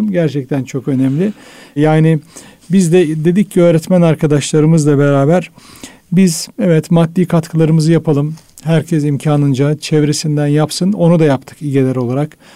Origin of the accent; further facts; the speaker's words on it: Düzce, Turkey; Ben Düzceliyim